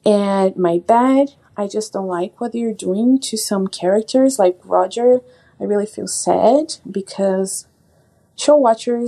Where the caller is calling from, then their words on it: Brazil; I'm calling from Brazil